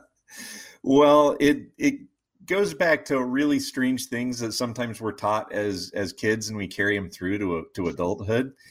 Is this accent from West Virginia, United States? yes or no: yes; West Virginia, United States; moved away as an adult; also born or lived in Ohio / Chicago; I grew up in West Virginia, so my roots are kind of in the mountains